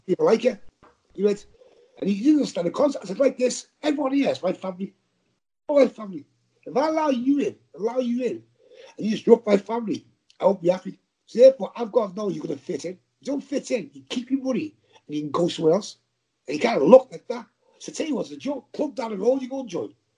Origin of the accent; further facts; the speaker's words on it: Liverpool, North West England, United Kingdom; accent: Scouse; I talk scouts. We're not English, you know. We're scousers.